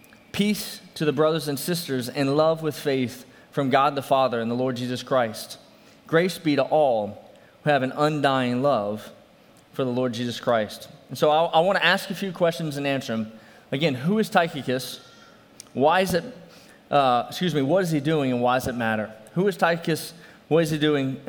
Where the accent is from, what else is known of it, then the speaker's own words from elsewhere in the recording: New Orleans, Louisiana, United States; I'm from New Orleans